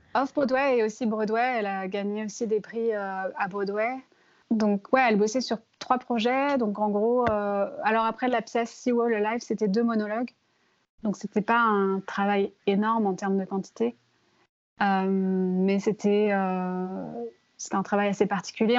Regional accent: France; also born or lived in London; now in New York, United States; moi, en tant que Française

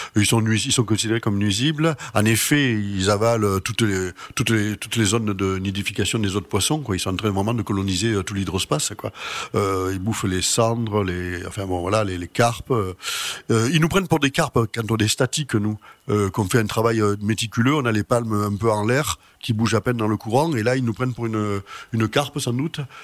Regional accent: Marseille, Provence-Alpes-Côte d'Azur, France; also born or lived in Arles; Je suis né à Marseille

